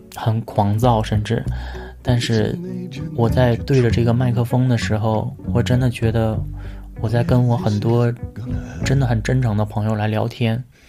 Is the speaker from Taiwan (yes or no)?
no; China; 我们都是在中国的传统家庭长大，我们都是有双亲，有父母，有爷爷奶奶，七大姑八大姨